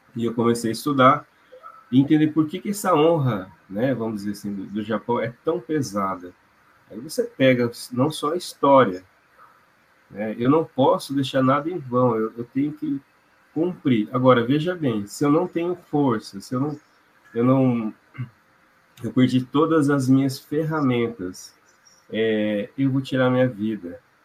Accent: Londrina, Paraná, Brazil; also born or lived in China; Sou de Londrina e atendo aqui e na região.

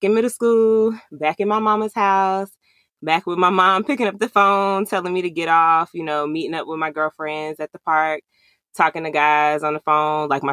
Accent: Atlanta, Georgia, United States; I'm from the Atlanta area

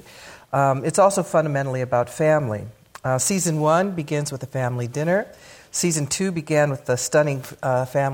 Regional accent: Pasadena, California, United States; moved away; I grew up in Pasadena and been gone for a very long time

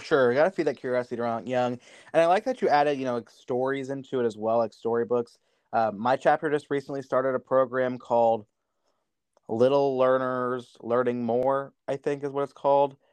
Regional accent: Mexico, Missouri, United States; I grew up in Mexico, Missouri

